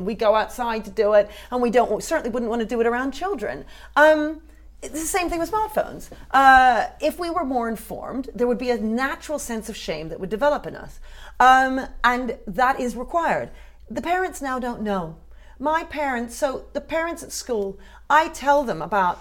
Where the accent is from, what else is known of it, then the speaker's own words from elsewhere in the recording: United Kingdom; that doesn't mean I don't love it as my country